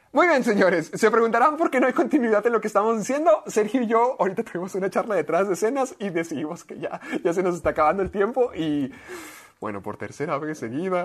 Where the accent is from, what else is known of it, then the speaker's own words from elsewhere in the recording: Mexico; also born or lived in United States; el estar allá siendo mexicano